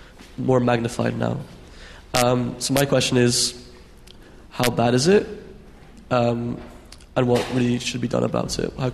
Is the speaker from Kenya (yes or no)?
no; Edinburgh, Scotland, United Kingdom; moved away as an adult; now in London, United Kingdom; I'm from Edinburgh, and I moved down 3 years ago for work to work in London.